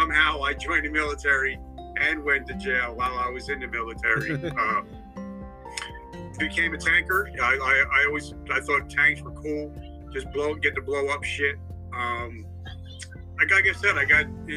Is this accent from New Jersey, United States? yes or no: yes; New Jersey, United States; I grew up in Jersey.